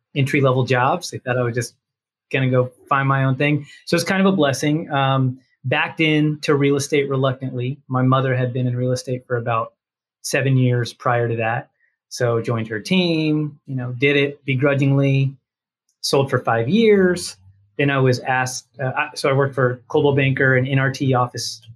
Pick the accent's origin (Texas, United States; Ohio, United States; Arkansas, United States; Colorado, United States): Texas, United States; Dallas; accent: Texas; Born and raised in Dallas suburbs